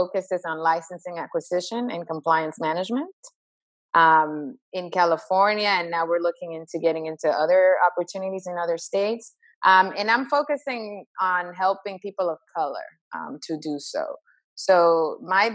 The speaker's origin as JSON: {"language": "English", "country": "Dominican Republic", "moved": "yes", "said": "I'm originally from the Dominican Republic"}